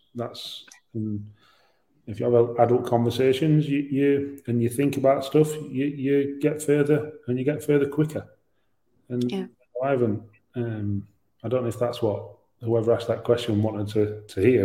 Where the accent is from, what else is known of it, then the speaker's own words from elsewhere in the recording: Yorkshire and the Humber, United Kingdom; I'm a Yorkshireman.